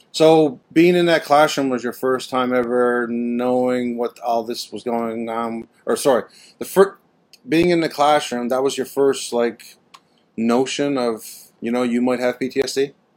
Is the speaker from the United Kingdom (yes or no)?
no; Canada; being Canadian